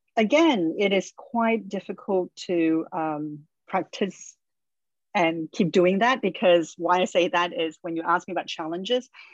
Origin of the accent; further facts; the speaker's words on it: Australia; I grew up in Australia